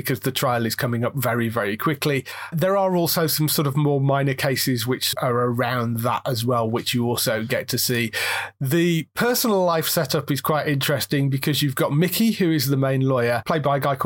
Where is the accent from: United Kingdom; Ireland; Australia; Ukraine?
United Kingdom; we're British